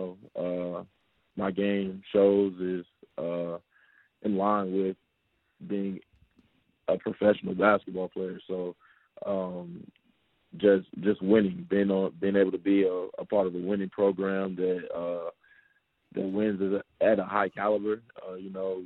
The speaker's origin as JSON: {"language": "English", "town": "Charlotte", "region": "North Carolina", "country": "United States", "also_born_or_lived": "Brooklyn, New York", "accent": "New Yorker", "said": "From Charlotte, North Carolina."}